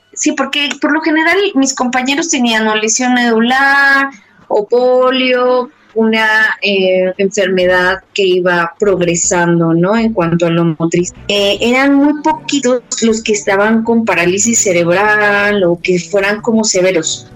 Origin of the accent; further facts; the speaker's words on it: Mexico City, Mexico; yo soy de la Ciudad de México